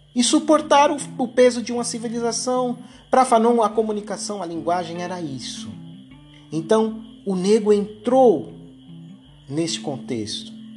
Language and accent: Portuguese; Brazil; a gente aqui no Brasil